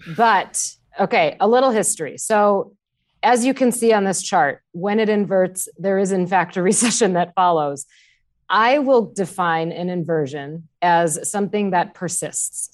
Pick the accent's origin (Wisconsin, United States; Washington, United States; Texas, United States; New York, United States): Wisconsin, United States; I grew up in Wisconsin.